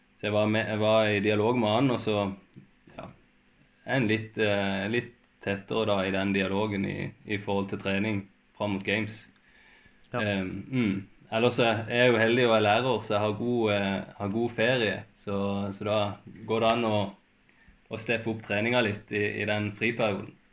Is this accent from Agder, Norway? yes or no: yes; Farsund, Agder, Norway; moved away as an adult; now in Kristiansand, Norway; jeg er egentlig fra, jeg er fra Spinn, så jeg er fra langt oppi, oppi skauen